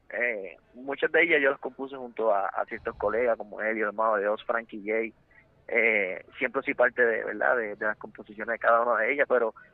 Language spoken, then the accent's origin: Spanish; Puerto Rico; lo que está ocurriendo en mi país, Puerto Rico